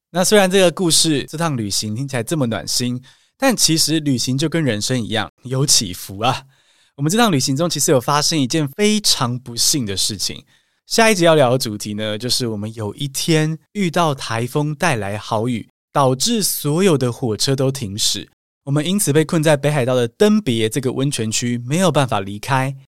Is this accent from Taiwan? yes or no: yes; Taiwan; 我们是台湾人